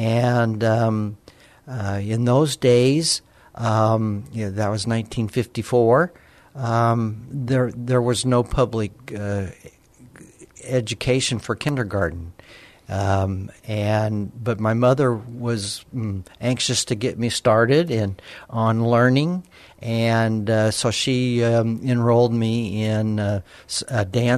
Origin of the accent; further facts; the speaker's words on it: Alamogordo, New Mexico, United States; I was born in Alamogordo, New Mexico, and born and raised there, went to public high school there, went to the University of New Mexico